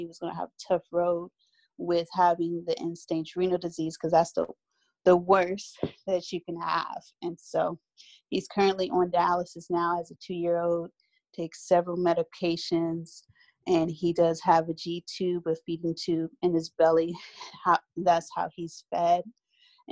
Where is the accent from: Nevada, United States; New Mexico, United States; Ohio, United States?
Ohio, United States; Columbus; moved away; I'm originally from Ohio, Columbus to be exact